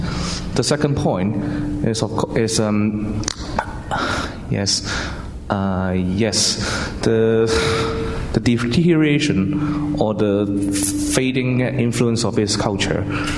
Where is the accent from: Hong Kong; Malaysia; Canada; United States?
Hong Kong; I'm from Hong Kong and I'm an IT worker.